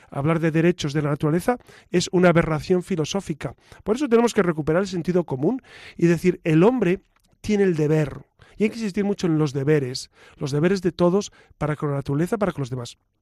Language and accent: Spanish; Spain; soy español